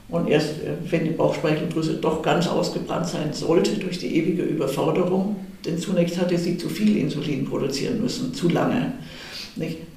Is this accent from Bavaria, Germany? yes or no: yes; Munich, Bavaria, Germany; ich wollte dann auch wieder nach München in meine Heimatstadt zurück